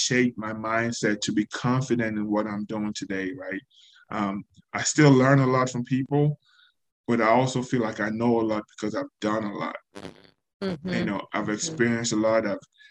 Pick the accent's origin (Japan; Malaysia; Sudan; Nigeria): Nigeria; now in United States; leaving Nigeria and the experience of being in the U.S. by myself. The experience of being Nigerian